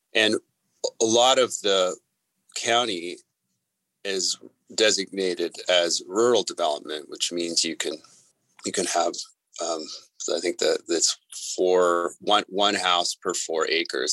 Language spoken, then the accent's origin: English; Vancouver, British Columbia, Canada; moved away as an adult; now in Tucson, United States; I grew up in British Columbia and Vancouver, and I love it up there